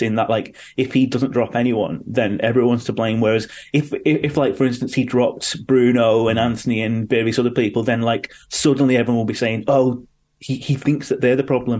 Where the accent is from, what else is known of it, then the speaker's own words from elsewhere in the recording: Manchester, North West England, United Kingdom; I was born in Manchester and had all these passions and got into Manchester music and Manchester culture